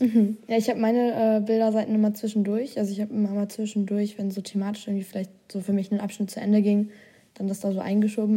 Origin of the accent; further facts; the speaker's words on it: Germany; also born or lived in Australia; Deutschland aufgetragen, also das eigene Land, wo ich herkomme